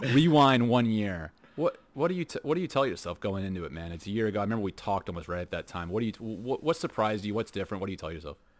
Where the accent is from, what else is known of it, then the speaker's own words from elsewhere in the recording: Houston, Texas, United States; now in Netherlands; We grew up in Houston